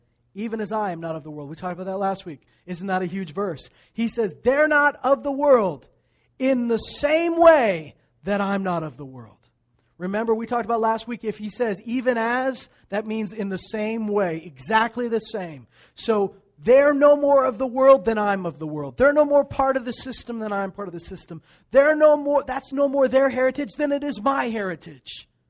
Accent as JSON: {"language": "English", "town": "Meadow Lake", "region": "Saskatchewan", "country": "Canada", "tie": "born there", "said": "I was born in Meadow Lake, Saskatchewan."}